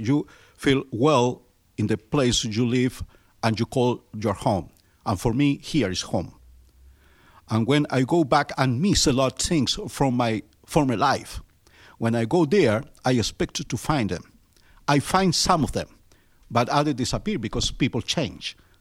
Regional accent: Chile; English is a second language; moved away as an adult; now in Pittsburgh, United States; I was born in Chile in 1953 my country is uh, located in the southernmost part of the Americas

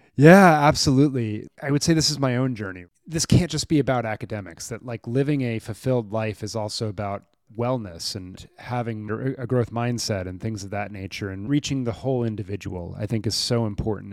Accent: Maryland, United States; a school near where I grew up in Maryland

